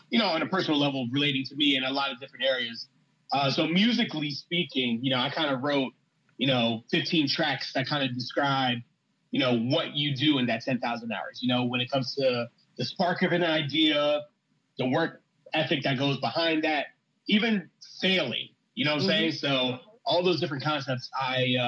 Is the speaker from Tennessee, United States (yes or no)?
no; Philadelphia, Pennsylvania, United States; also born or lived in Upper Darby, Pennsylvania; I am originally from Philadelphia. West Philadelphia is my hometown.